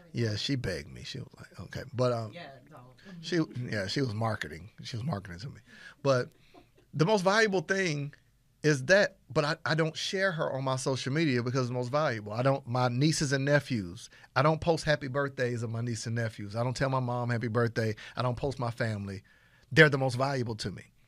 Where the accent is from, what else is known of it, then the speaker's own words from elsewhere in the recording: Panama City, Florida, United States; I'm from Panama City, Florida. I'm talking about I'm country country